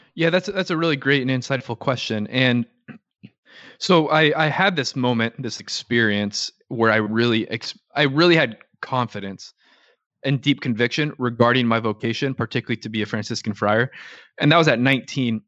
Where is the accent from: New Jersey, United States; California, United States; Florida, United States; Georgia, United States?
California, United States; Orange County, Southern; I grew up in Southern California, so an Orange County kid